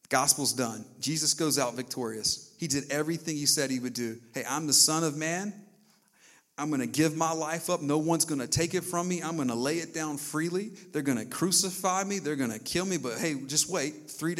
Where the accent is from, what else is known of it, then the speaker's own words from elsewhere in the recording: the South, United States; growing up in the South